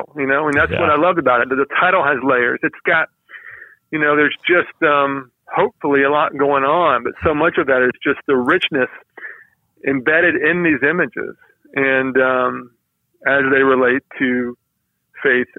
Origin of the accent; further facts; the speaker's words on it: Georgia, United States; I grew up in Georgia